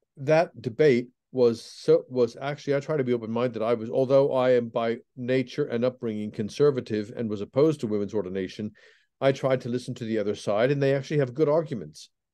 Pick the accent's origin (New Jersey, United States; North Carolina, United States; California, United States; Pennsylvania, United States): Pennsylvania, United States; moved away as an adult; also born or lived in England; I was brought up in Pennsylvania in an evangelical, uh, Protestant home